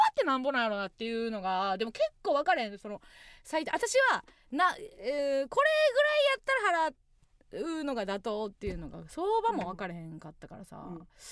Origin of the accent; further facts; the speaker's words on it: Kansai, Osaka, Japan; 地元大阪関西